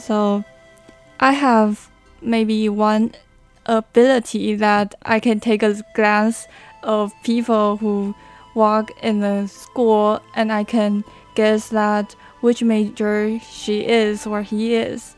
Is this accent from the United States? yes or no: no; New Taipei City, Taiwan; English is a second language; moved away as an adult; now in Hualien, Taiwan; I hope to leave my hometown during my college years because I have spent 18 years okay. um, in New Taipei City